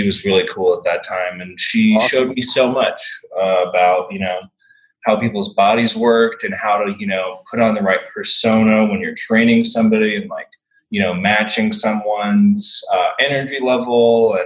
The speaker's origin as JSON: {"language": "English", "town": "Austin", "region": "Texas", "country": "United States", "tie": "born or raised there", "also_born_or_lived": "San Marcos, Texas", "said": "I was born here and I grew up here"}